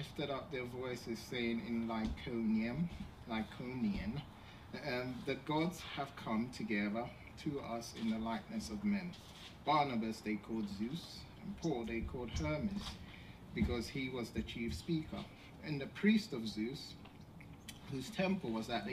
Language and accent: English; England, United Kingdom; when I was young, growing up in England